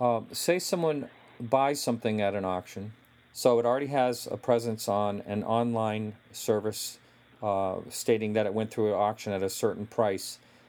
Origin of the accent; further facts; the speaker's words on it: New England, United States; moved away as an adult; also born or lived in California; I am from the New England area, and ran auctions, a family business back here, and then I spent a lot of time in California, back in New England currently